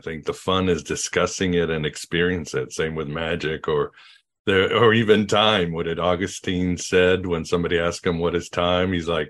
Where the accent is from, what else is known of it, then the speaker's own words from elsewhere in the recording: Mexico; I mean, I grew up in Mexico and other places.